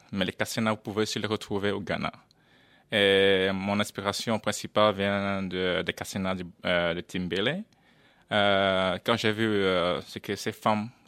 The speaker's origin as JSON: {"language": "French", "country": "Netherlands", "said": "je suis néerlandais mais d'origine camerounaise."}